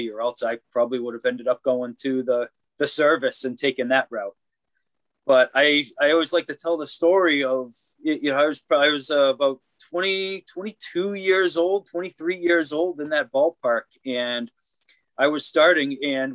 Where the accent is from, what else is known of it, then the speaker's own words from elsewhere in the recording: Massachusetts, United States; I started in my hometown of in Massachusetts